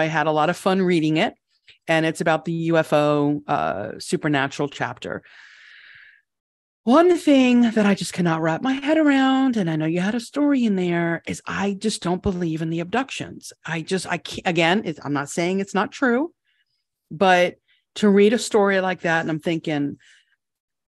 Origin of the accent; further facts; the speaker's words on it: United States; also born or lived in Florida; as an American